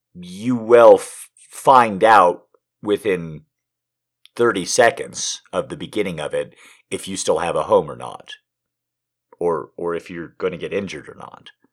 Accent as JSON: {"language": "English", "country": "United States", "said": "my entire life as an American"}